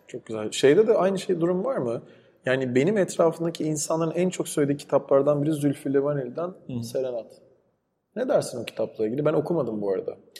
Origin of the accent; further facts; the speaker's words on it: İzmir, Turkey; İzmir'de büyüdüm ben.